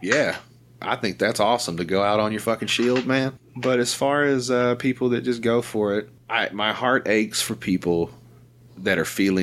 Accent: the South, United States; I'm from the South

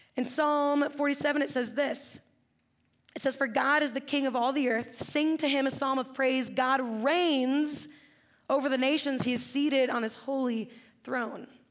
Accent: Central Coast, California, United States; I grew up in the Central Coast

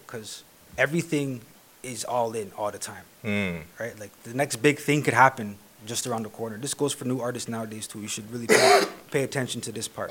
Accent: Toronto, Ontario, Canada; also born or lived in West End, Toronto / East End, Toronto; I was more like in North York for the longest period of time

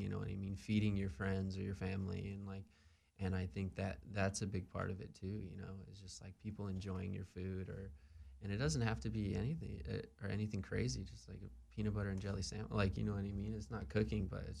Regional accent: Long Beach, California, United States; grown up in Southern California

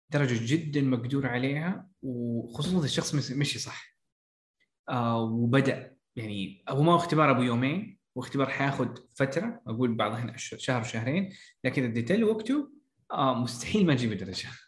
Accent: Saudi Arabia; عندنا في السعوديه

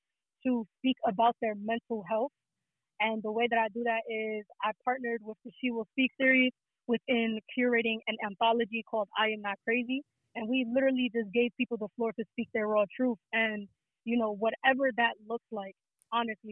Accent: New York City, New York, United States; I'm from the Bronx. You feel me? I'm from New York City

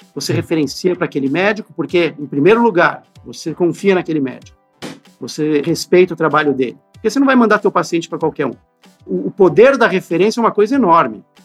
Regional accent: São Paulo, Brazil; eu, inclusive, nasci na Santa Casa de São Paulo

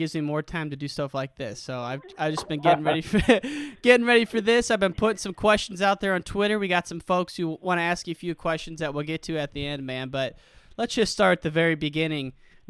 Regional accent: Illinois, United States; I grew up in Illinois.

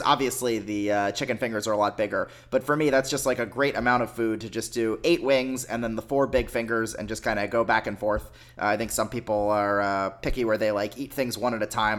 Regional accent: Pennsylvania, United States; moved away; my parents' place where I grew up in Pennsylvania

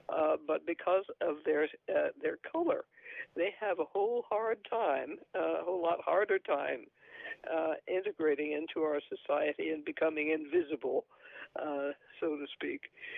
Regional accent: New Mexico, United States; born there; and I was born in New Mexico, and yes. New Mexico is also, I think, at least probably 60% Hispanic.

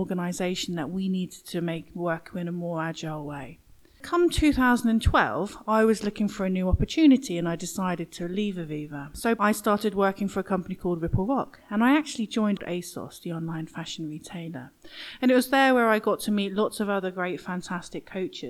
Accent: Norwich, East of England, United Kingdom; accent: east of England; I actually live in Norwich, and that's where my accent's from, the east of England. Because I lived in Norwich my whole life

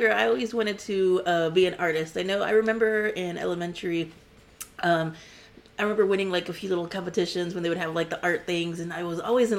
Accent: Corpus Christi, Texas, United States; Yes. I'm from Corpus Christi. I graduated from Ray High School

